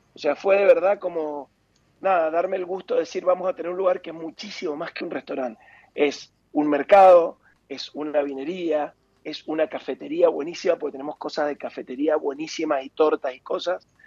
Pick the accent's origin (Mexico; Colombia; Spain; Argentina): Argentina; también somos Argentina